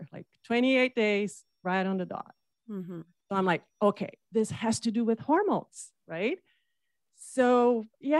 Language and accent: English; Brazil; moved away as an adult; now in United States; I'm from Brazil, from the coast side.